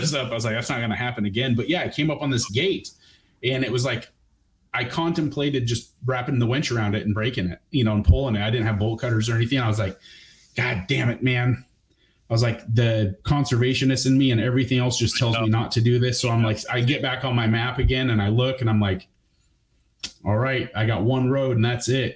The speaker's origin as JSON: {"language": "English", "town": "Bend", "region": "Oregon", "country": "United States", "tie": "born or raised there", "also_born_or_lived": "Waldport, Oregon", "moved": "yes", "said": "Basically I'm from Oregon. I was basically raised on the beach. I split time between the coast and Bend, Oregon."}